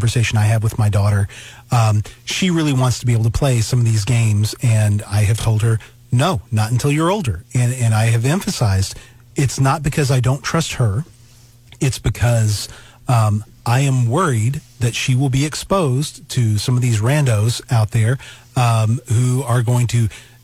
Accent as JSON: {"language": "English", "region": "Alabama", "country": "United States", "tie": "born or raised there", "moved": "yes", "lives_now": "Missouri, United States", "said": "I grew up in Alabama, and so now I'm up living in Missouri."}